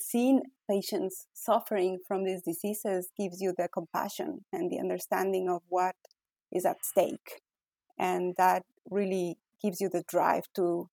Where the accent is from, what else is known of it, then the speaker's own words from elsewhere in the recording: Ecuador; English is a second language; moved away as an adult; now in United States; I was born in Ecuador, born and raised. I went to medical school in Ecuador